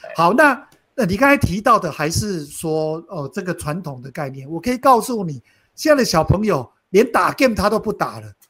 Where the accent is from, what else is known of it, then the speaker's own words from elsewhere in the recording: Taiwan; 所以基本上台湾人是属于保险商咯，反正开拓的事情别人做，我们就在那边收割割韭菜就好了。